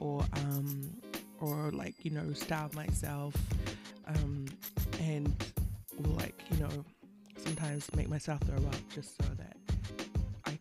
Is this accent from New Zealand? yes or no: yes; Auckland, New Zealand; I was born in Middlemore Hospital, far away from here, Auckland, and we grew up in Auckland